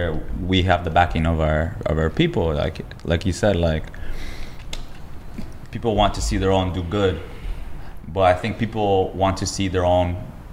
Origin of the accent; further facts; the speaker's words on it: Toronto, Ontario, Canada; I was from Toronto. Obviously, yeah, and grew up there.